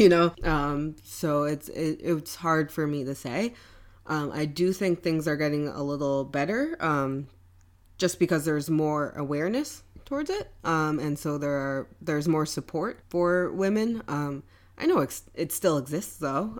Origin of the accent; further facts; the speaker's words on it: New York City, New York, United States; moved away as an adult; now in Wappingers Falls, United States; I moved up from New York City, um, grew up in Brooklyn, um, moved up to Wappingers after my brother moved there